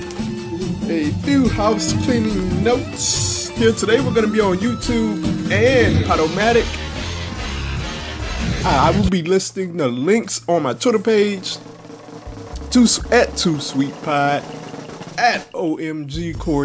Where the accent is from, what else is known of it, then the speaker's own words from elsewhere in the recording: Louisiana, United States; Louisiana, what is you doing? My home state